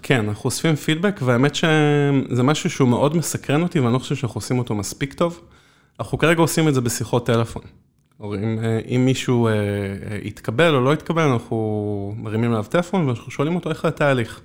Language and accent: Hebrew; Israel